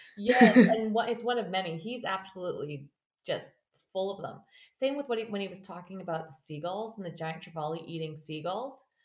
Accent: Canada; also born or lived in Australia / Fraser Valley, British Columbia; I am a Canadian who fell in love with an Australian

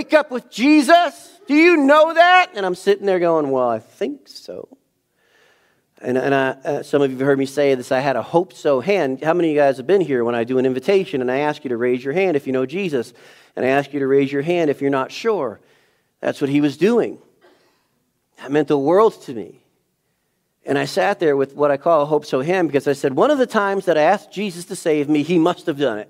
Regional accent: New England, United States; I'm from New England

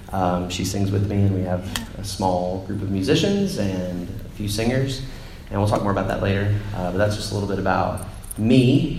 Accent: Nashville, Tennessee, United States; moved away as an adult; now in Marion, United States; So I grew up in Nashville, and there's Tribeca, and there's tons of Nazarenes.

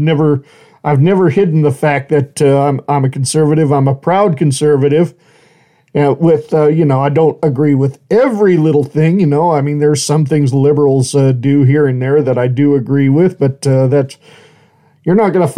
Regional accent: United States; I mean, first and foremost, I'm an American, proud of my country, you know

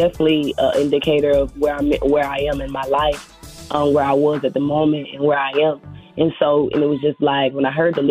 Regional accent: Pensacola, Florida, United States; I'm from Pensacola, Florida

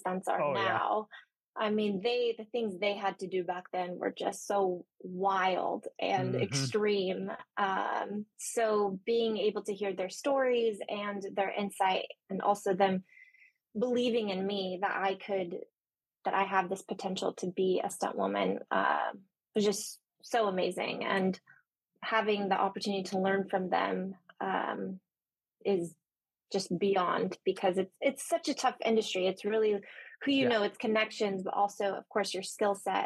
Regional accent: Santa Cruz, California, United States; moved away as an adult; also born or lived in San Francisco; now in Los Angeles, United States; I'm from Santa Cruz originally.

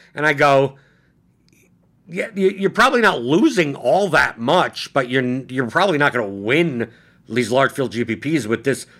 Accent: New York City, New York, United States; I'm from Brooklyn

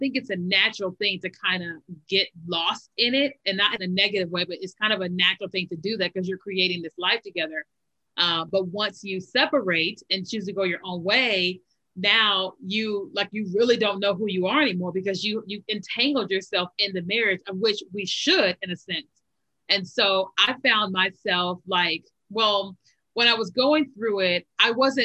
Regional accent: Kentucky, United States; moved away as an adult; also born or lived in Chicago, Illinois; now in Virginia, United States; we lived in Kentucky, like most of our lives, even though I was born in Chicago.

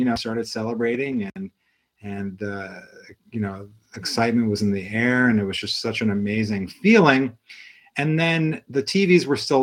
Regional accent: Ohio, United States; also born or lived in Massachusetts; now in Chicago, United States; I'm originally from Ohio, so I'm a Midwestern boy.

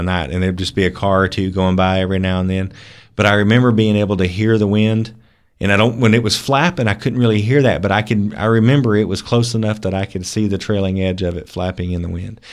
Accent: Pensacola, Florida, United States; I grew up in Pensacola

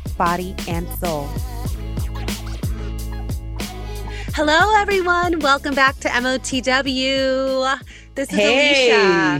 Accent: Miami, Florida, United States; we're both from Miami.

